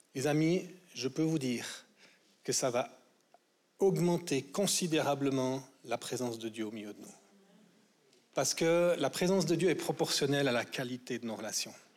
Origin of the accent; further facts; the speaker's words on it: Vaud, Switzerland; en tant que vaudois